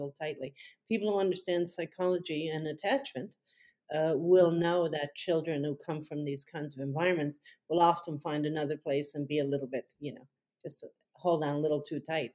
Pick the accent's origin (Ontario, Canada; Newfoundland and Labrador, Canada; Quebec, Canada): Newfoundland and Labrador, Canada; I come from Newfoundland, which is the next the province that's farthest east in Canada